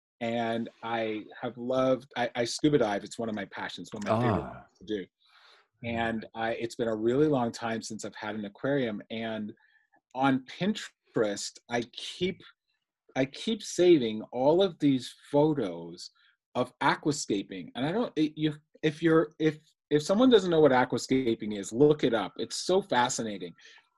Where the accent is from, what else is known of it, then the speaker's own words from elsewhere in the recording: Ontario, Canada; You mentioned I'm from Ontario, Canada. So we're now in the winter time. So I'm doing winter running.